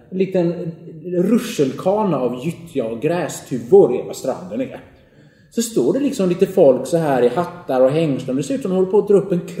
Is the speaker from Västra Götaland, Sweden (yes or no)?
yes; Gothenburg, Västra Götaland, Sweden; det är ju så här inte så här töntälvar som vi har där i Göteborg, där jag kommer ifrån